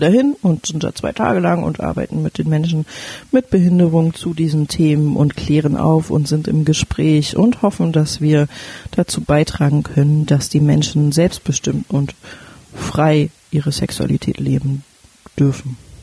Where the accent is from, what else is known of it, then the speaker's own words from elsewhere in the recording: Berlin, Germany; moved away as an adult; now in Flensburg, Germany; Ich komme eigentlich aus Berlin